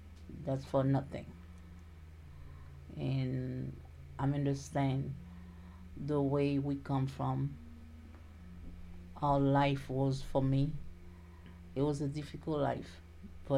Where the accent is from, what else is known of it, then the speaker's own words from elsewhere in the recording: Haiti; English is a second language; moved away as an adult; also born or lived in Miami, United States; now in United States; when I was growing up in Haiti